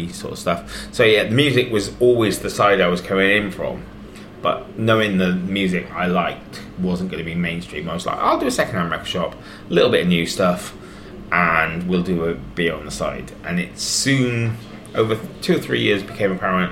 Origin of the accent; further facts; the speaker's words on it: Wales, United Kingdom; moved away; I've got family in Wales. I grew up in Wales